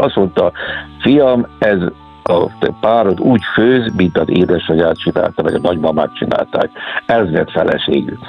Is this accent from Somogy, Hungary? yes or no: yes; Somogy, Hungary; also born or lived in Kaposvár / Budapest / overseas; now in Keszthely area, Hungary; Nekem se esik a egykori szülőföldemtől távol, hiszen én Somogyi vagyok